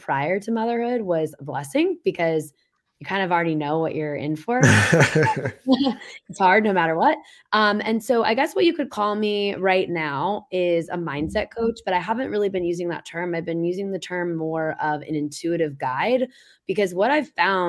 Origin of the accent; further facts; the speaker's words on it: Indianapolis, Indiana, United States; also born or lived in Boston; now in New Hampshire, United States; I'm from Indianapolis originally, never planned on living anywhere outside of the Midwest, spent 6 years in Boston. Now I'm here in New Hampshire